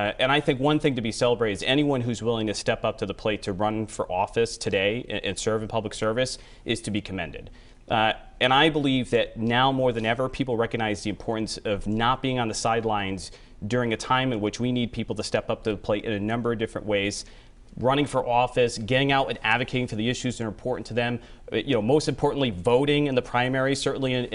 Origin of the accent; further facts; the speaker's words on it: Burrillville, Rhode Island, United States; now in Warwick, United States; I spent the first 30 years in Barreville, my hometown.